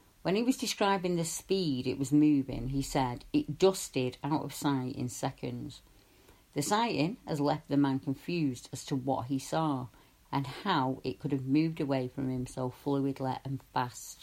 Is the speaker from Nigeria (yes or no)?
no; Salford, North West England, United Kingdom; in my hometown, and I'm sorry if my accent gets a bit thicker, but in my hometown